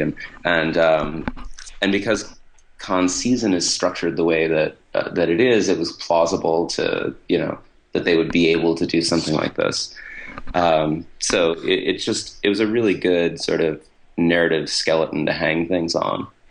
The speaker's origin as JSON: {"language": "English", "town": "Buffalo", "region": "New York", "country": "United States", "tie": "born or raised there", "said": "I grew up in Buffalo"}